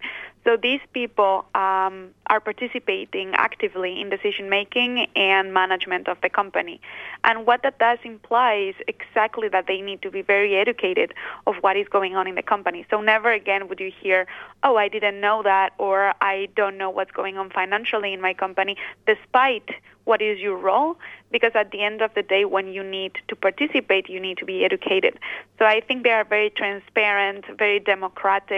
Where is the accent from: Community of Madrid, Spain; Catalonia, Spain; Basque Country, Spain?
Basque Country, Spain; So I am originally from the Basque Country